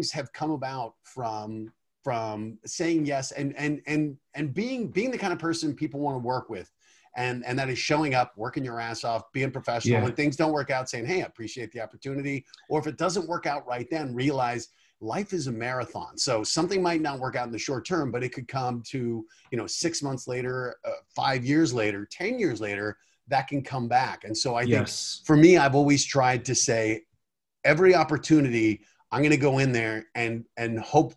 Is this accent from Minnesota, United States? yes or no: no; Colorado, United States; now in Los Angeles, United States; I grew up in Colorado